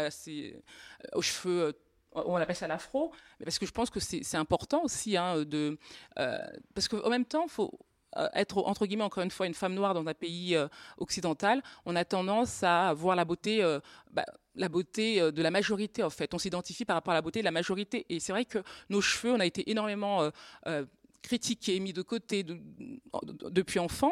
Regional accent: Normandy, France; je viens de Normandie

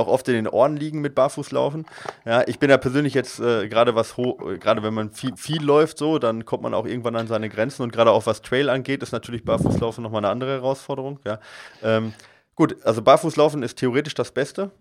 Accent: Allgäu, Bavaria, Germany; ich komme jetzt aus dem Allgäu

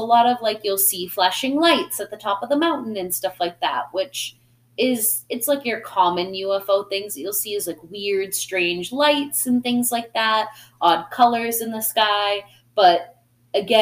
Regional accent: Plympton, Massachusetts, United States; also born or lived in Taunton, Massachusetts; now in Providence, United States; I grew up in Plimpton, Massachusetts, you know, where there was more chicken and cows than there were people

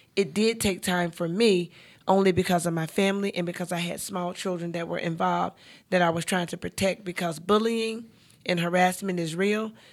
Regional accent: Charlotte, North Carolina, United States; I'm born and raised in Charlotte

